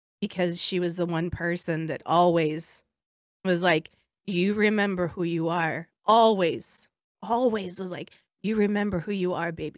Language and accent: English; Hawaii, United States; it's like a faith based in your being as like Hawaiian. Cause like so much goes into just being who you are. And then part of our culture is just so spiritual, right?